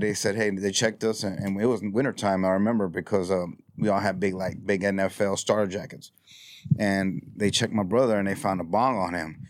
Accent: Houston, Texas, United States; also born or lived in Cameron County, Texas; I grew up in this neighborhood

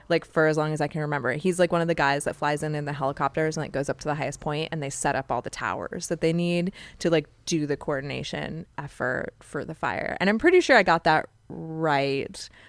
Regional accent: Joshua Tree, California, United States; I grew up in Joshua Tree, California, which is in San Bernardino County

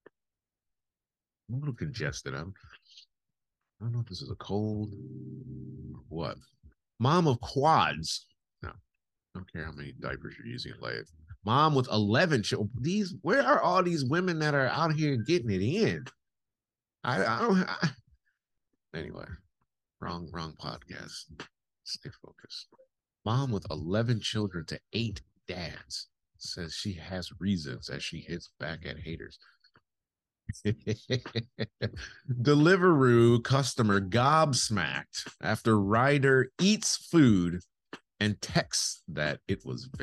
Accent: United States; now in United Kingdom; I'm American and that's just not how we function culturally.

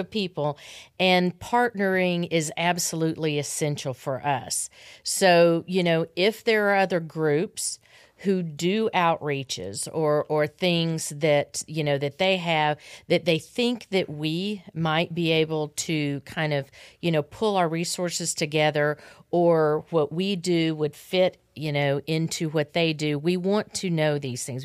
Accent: Arkansas, United States; I grew up in Arkansas

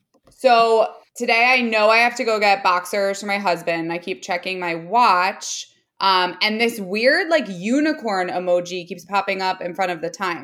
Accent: New Jersey, United States; oh, I'm from New Jersey. I used to go into New York a lot.

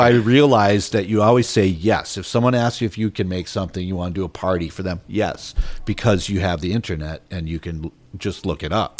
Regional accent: Minnesota, United States; moved away as an adult; also born or lived in Santa Cruz, California / San Francisco; So then I moved to Santa Cruz and we lived in Santa Cruz and San Francisco. And every time that I said, I'm from Minnesota and I know how to cook, I got a job.

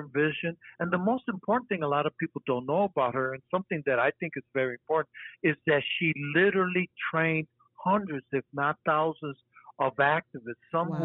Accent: Detroit, Michigan, United States; also born or lived in Puerto Rico; grew up in Southwest Detroit and considered that my home

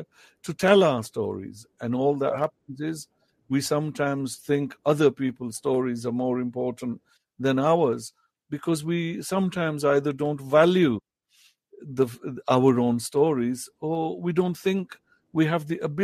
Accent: United Kingdom; first language Potohari; English is a second language; growing up in Britain

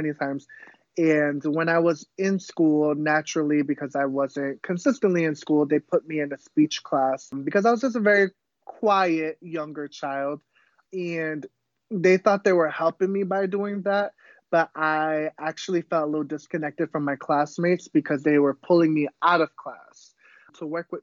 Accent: Pawtucket, Rhode Island, United States; first language Cape Verdean Creole; English is a second language; I was actually born in Rhode Island, which is up north. It's a very, very small place. I was born in Pawtucket.

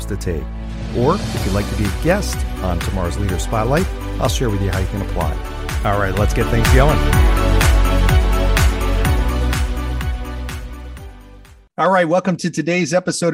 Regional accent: New Jersey, United States; also born or lived in Manalapan, New Jersey / Cherry Hill, New Jersey; I grew up in New Jersey

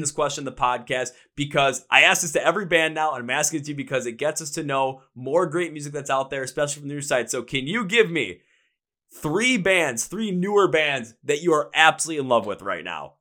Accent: Milwaukee, Wisconsin, United States; also born or lived in Minnesota; I'm from Milwaukee, Wisconsin. That's where I live.

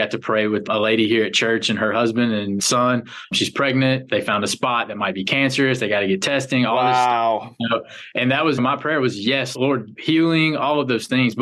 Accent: the South, United States; I'm a hillbilly from the South

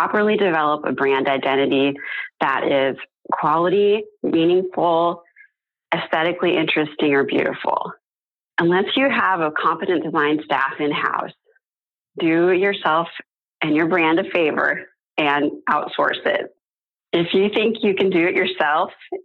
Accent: San Francisco, California, United States; moved away as an adult; also born or lived in Providence, Rhode Island; now in Dallas, United States; my home city of San Francisco and my current home, Dallas, Texas

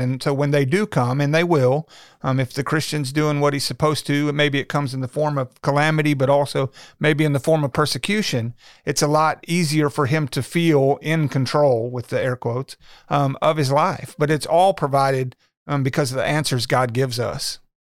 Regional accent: Little Rock, Arkansas, United States; I was born and raised in Little Rock, um, went to high school in North Little Rock.

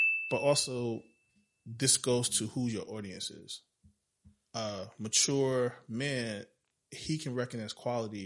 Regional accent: New York City, New York, United States; also born or lived in Brooklyn; I'm from the Bronx.

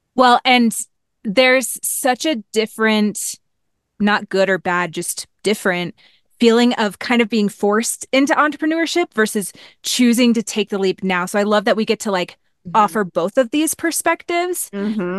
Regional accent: Missouri, United States; I grew up in Missouri, went to school at Mizzou

